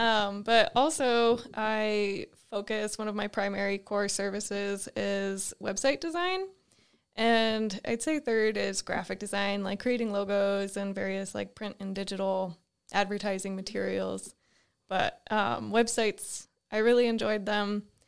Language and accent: English; the Adirondacks, Northern New York, United States; moved away as an adult; also born or lived in Binghamton, New York; now in Butte, United States; where we grew up in the Adirondacks, it was so rural